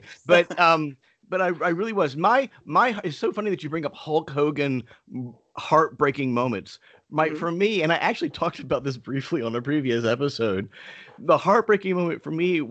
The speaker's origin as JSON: {"language": "English", "region": "the South", "country": "United States", "tie": "born or raised there", "said": "I grew up in the South"}